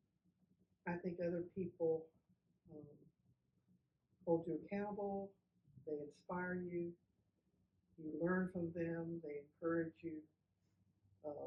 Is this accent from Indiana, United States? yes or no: no; San Antonio, Texas, United States; moved away as an adult; also born or lived in Virginia; I was born and raised here in San Antonio